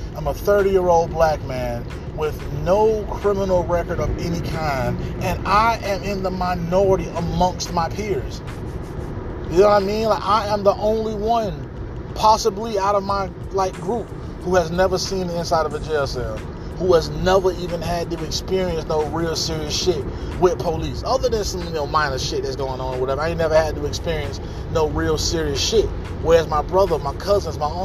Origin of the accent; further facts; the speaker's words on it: Atlanta, Georgia, United States; I'm from Atlanta, Georgia, man. I'm talking about the inner city of Atlanta, Georgia, man. I'm from the Pittsburgh community of Atlanta, Georgia